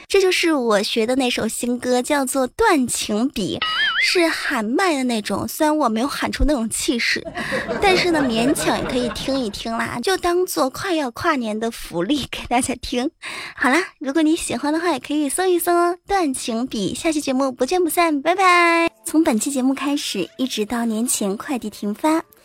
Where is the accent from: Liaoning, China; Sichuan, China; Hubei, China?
Hubei, China; Enshi; 我们湖北恩施啊，那叫一个轻轻的山，轻轻的水，轻轻的河儿，轻轻的人呐